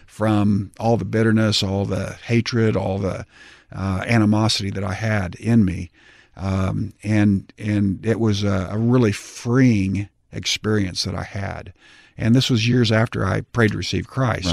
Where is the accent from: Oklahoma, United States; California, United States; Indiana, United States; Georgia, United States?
Oklahoma, United States; Tulsa; in Tulsa, my hometown